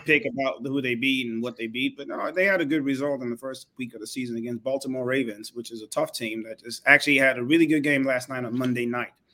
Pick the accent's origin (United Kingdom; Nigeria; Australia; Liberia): Nigeria